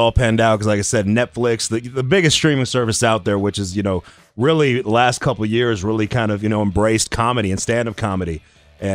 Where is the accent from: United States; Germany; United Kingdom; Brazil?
United States; Colorado; I've been in Colorado my entire life.